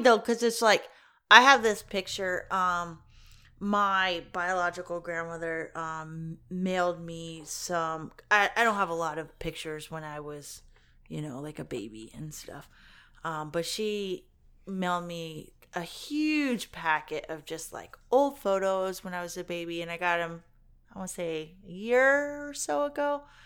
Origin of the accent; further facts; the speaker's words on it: Kentucky, United States; when I was growing up in Kentucky